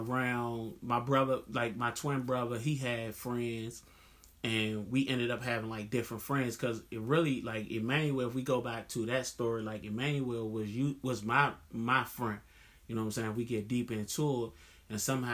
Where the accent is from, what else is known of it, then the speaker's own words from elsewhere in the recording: Washington, District of Columbia, United States; growing up in Southeast